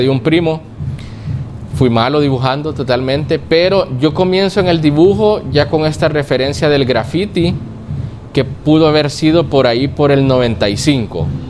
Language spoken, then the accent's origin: Spanish; Lourdes, La Libertad, El Salvador; nací en Lourdes y me crié toda la niñez en Lourdes. Lourdes, eh, San, Lourdes es de la libertad